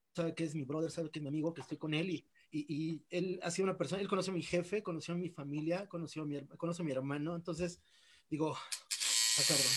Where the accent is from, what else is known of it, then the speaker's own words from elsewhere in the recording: Mexico; soy el primer mexicano